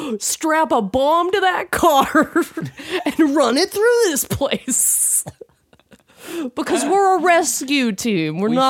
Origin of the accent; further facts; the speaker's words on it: England, United Kingdom; We just have to, because we're English, but we got to go, okay, well, these guys are doing the right thing